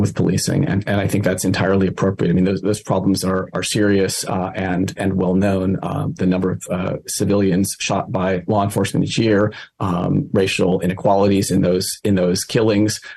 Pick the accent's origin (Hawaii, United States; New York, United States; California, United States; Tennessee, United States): California, United States; East Bay; I grew up in the East Bay